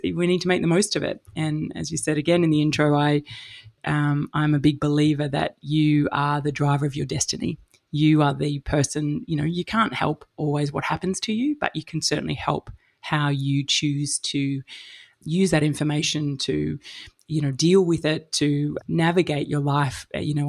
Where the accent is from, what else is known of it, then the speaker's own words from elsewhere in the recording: Melbourne, Victoria, Australia; moved away; also born or lived in Sydney / London / Texas / Alice Springs; I'm from Melbourne originally